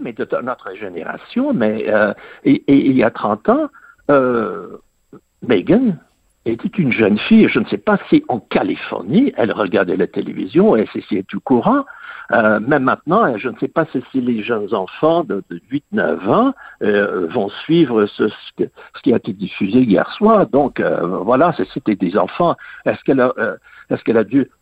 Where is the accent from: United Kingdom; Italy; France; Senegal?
United Kingdom; England; j'ai grandi en Angleterre.